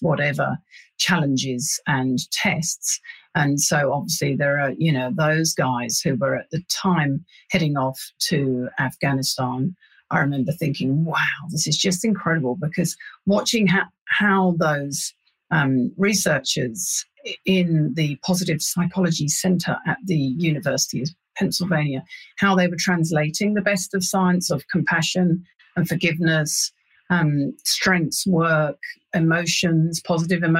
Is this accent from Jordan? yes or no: no; London, United Kingdom; moved away as an adult; now in New Zealand; I'm a Londoner born and bred